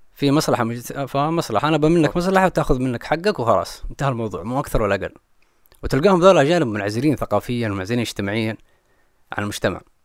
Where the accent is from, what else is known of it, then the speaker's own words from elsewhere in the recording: Jeddah, Makkah Province, Saudi Arabia; انا ماني مستعد كانسان من الغربيه